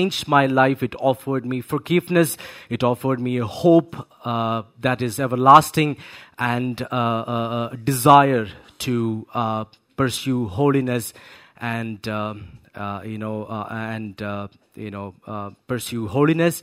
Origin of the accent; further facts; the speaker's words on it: Kerala, India; I'm born and brought up in Kerala